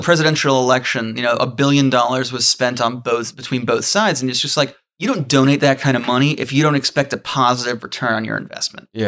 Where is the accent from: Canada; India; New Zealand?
New Zealand; I'm a Kiwi